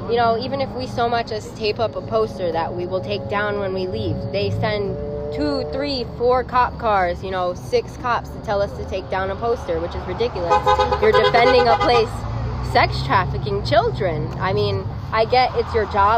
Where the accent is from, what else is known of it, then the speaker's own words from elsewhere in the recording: Waterbury, Connecticut, United States; I've lived here my whole life, 19 years